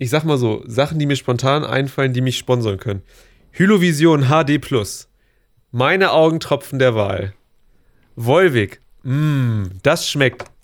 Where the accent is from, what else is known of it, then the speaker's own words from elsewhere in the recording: Hanover, Lower Saxony, Germany; bei mir als echter Hannoveraner